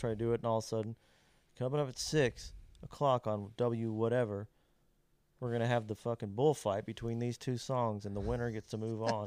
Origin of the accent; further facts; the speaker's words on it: Kentucky, United States; now in Nashville, United States; my hometown yeah. in Kentucky